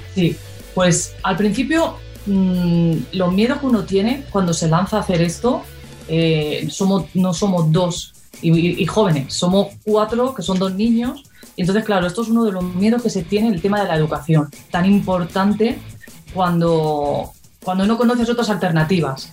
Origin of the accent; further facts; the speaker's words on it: Spain; somos españoles